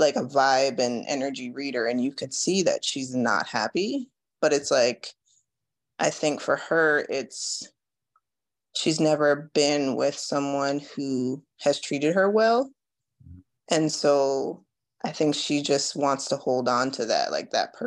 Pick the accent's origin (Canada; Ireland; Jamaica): Jamaica; I was born in Jamaica